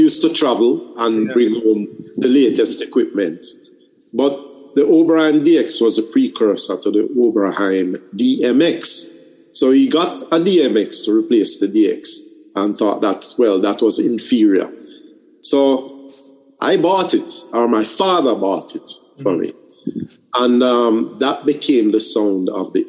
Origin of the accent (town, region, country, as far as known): Jamaica